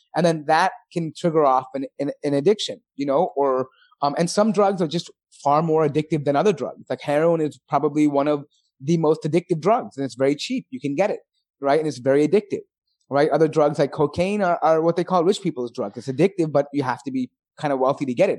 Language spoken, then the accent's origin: English; Chicago, Illinois, United States; being born and bred in America, like, especially for some of us that were living in Chi-, places like Chicago